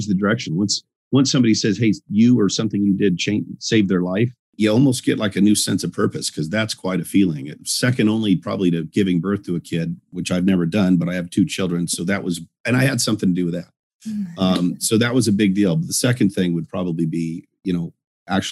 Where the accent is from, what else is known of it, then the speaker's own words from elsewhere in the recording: Northern Colorado, United States; also born or lived in California; grew up most of my childhood from the time I was 7 to 18 in Northern Colorado